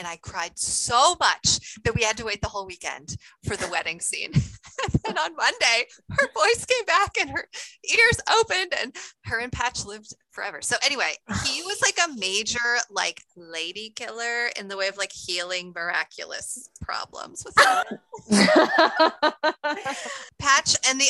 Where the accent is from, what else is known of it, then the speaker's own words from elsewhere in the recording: New York, United States; also born or lived in Pennsylvania / Ohio / Maryland; I was born outside Philly. Then we moved to Ohio. Then we were in Maryland, actually. Then we moved to New York, and that's where I grew up, like an hour north of New York City.